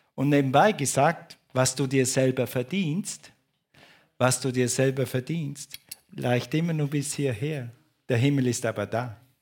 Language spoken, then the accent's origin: German; Switzerland; ich bin ein Schweizer.